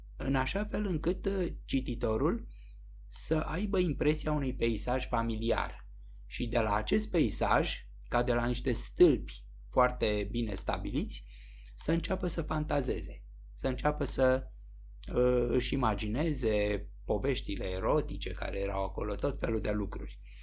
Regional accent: Romania; suntem români

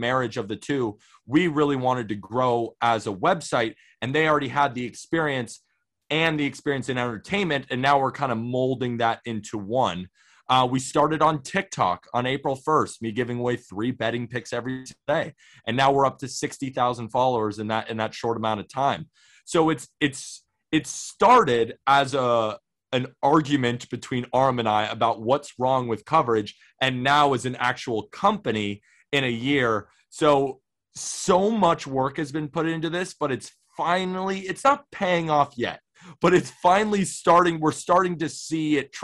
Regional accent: Santa Barbara, California, United States; now in New York City, United States; I'm from Santa Barbara, California, but I've been living in New York City

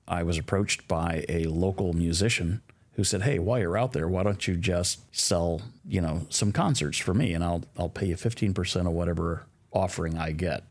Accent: Midwest, United States; also born or lived in Sacramento, California; now in Nashville, United States; I was raised in the Midwest

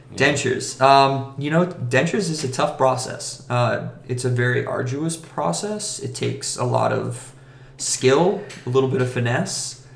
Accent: Vero Beach, Florida, United States; I'm originally from Vero Beach, Florida.

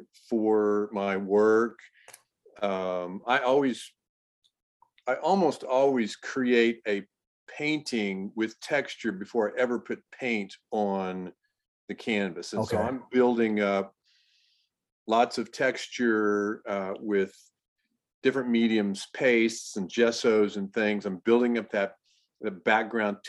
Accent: Richardson, Texas, United States; also born or lived in Irving, Texas; I grew up in Richardson, really. We lived in, when we first moved to Texas, we moved to Irving, but that was for a short period of time. So okay. I really grew up in Richardson

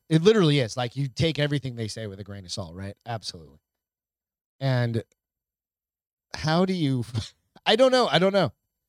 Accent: New Hampshire, United States; I grew up in New Hampshire.

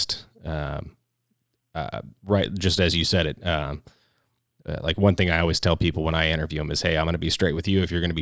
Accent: California, United States; also born or lived in Orange County; somebody who is from California. I grew up a little bit in Orange County

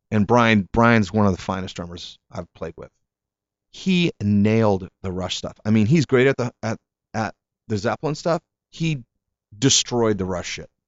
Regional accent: Hartford, Connecticut, United States; born there; also born or lived in Italy; I wasn't born in Italy. I was born in Hartford, Connecticut.

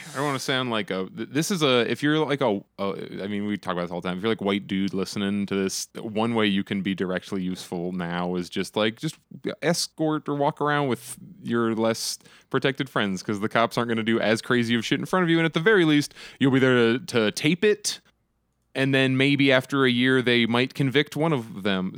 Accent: Phoenix, Arizona, United States; I'm from Phoenix, that's where I live

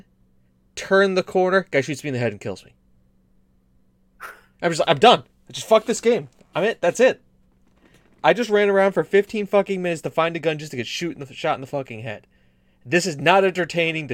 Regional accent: United States; I'm American

